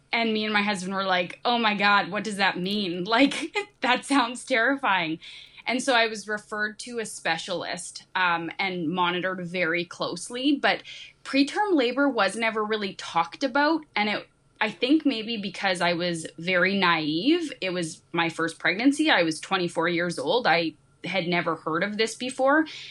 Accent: Canada; also born or lived in Saskatchewan; I'm actually from Canada. I'm in Saskatchewan

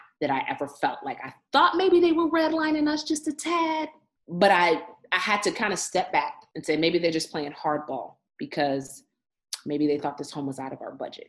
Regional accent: Evanston, Illinois, United States; I grew up in Evanston, love Evanston, very diverse community

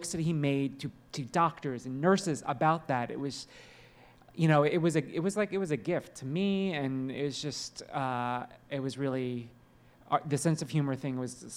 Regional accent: New Jersey, United States; I grew up in New Jersey

